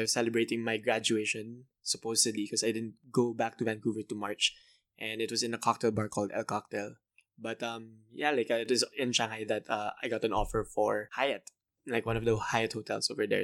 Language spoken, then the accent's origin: English; Manila, Metro Manila, Philippines; also born or lived in Canada; I'm from Manila, Philippines